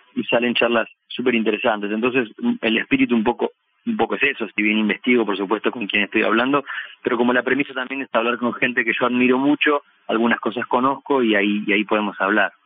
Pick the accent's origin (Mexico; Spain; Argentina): Argentina; Bahía Blanca, Buenos Aires Province; now in Buenos Aires, Argentina; Empecé haciendo espectáculos callejeros en, mi ciudad natal, después fue creciendo la cosa, me vine a vivir a Buenos Aires